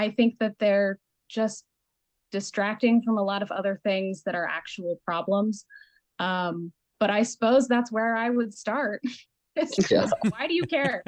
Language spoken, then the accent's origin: English; Colorado, United States; moved away; also born or lived in New York; I came from Colorado. I came from a semi-traditional household and very like white school, very conservative area